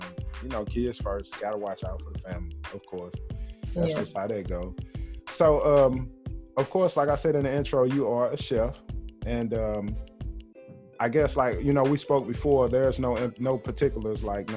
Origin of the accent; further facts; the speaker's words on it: St. Louis, Missouri, United States; because I'm from St. Louis